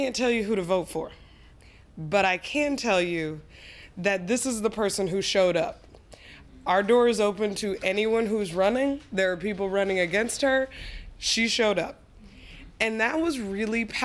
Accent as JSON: {"language": "English", "region": "Colorado", "country": "United States", "tie": "born or raised there", "also_born_or_lived": "Arkansas", "said": "I grew up primarily in Colorado, but my parents are from Arkansas. They're Southerners. I was born there"}